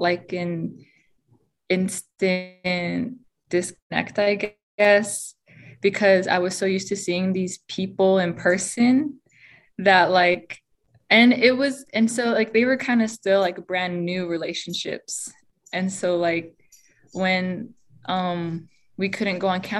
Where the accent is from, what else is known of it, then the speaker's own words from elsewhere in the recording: Pueblos of Laguna and Acoma, New Mexico, United States; I'm from the Pueblos of Laguna and Acoma.